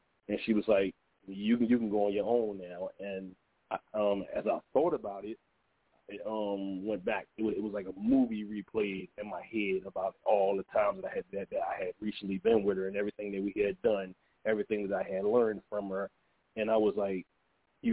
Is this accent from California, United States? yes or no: no; Philadelphia, Pennsylvania, United States; I was born in Philadelphia, Pennsylvania, and I lived out there